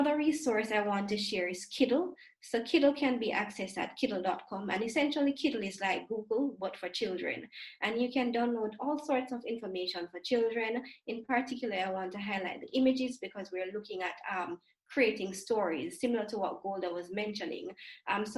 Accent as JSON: {"language": "English", "country": "Jamaica", "tie": "born or raised there", "said": "growing up in the Caribbean, I'm not sure, in Jamaica specifically"}